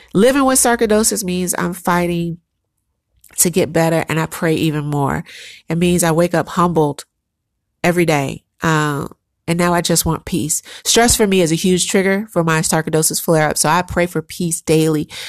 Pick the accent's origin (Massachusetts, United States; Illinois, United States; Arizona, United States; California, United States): Illinois, United States; Chicago; moved away as an adult; also born or lived in New York; I am a strong, resilient, hustling black woman because I grew up in Chicago.